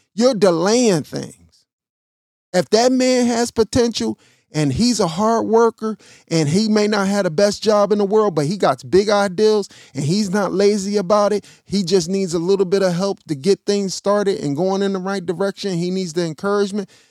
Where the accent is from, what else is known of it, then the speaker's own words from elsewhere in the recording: Chicago, Illinois, United States; also born or lived in Missouri; My family is from Missouri. I was born in Chicago.